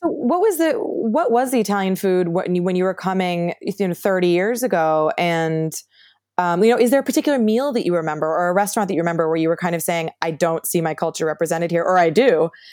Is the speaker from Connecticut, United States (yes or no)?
yes; New Haven, Connecticut, United States; I'm from New Haven, Connecticut